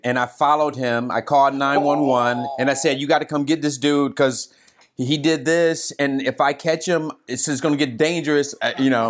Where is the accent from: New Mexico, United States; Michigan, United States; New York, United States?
Michigan, United States; Detroit; I'm from Detroit